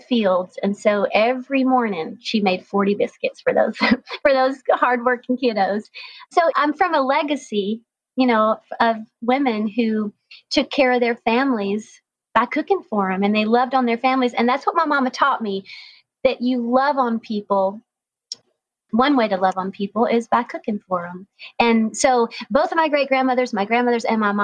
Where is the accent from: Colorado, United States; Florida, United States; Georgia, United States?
Georgia, United States; North Georgia mountains, United States; I grew up in the North Georgia mountains